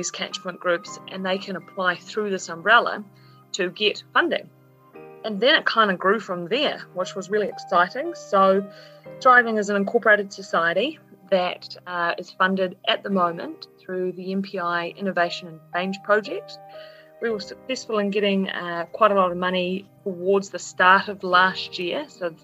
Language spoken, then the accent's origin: English; Southland, New Zealand; it's New Zealand and it's Southland and we're a caring bunch to start off